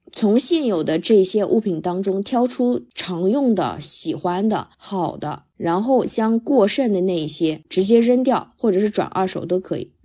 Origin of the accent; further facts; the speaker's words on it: China; 我们中国人